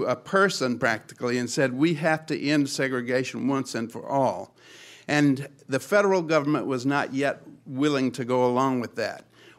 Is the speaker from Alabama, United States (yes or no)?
yes; South Alabama, United States; I'm actually from L.A., Lower Alabama. I grew up in South Alabama. My father was a Methodist minister.